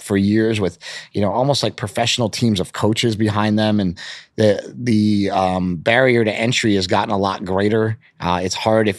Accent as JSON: {"language": "English", "town": "Poughkeepsie", "region": "New York", "country": "United States", "tie": "born or raised there", "said": "We grew up in Poughkeepsie, New York. We were from upstate New York."}